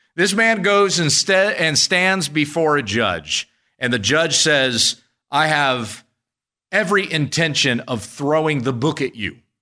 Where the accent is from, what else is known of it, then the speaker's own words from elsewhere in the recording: United States; as American citizens